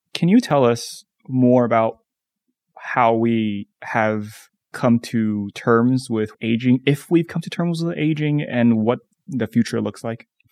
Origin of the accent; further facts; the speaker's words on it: Taiwan; now in United States; I grew up in Taiwan